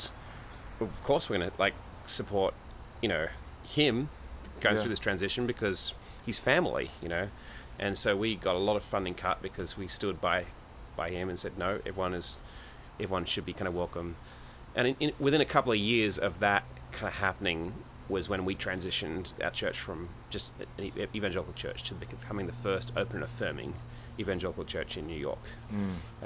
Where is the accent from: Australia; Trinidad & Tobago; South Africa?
Australia; moved away; I'm Australian.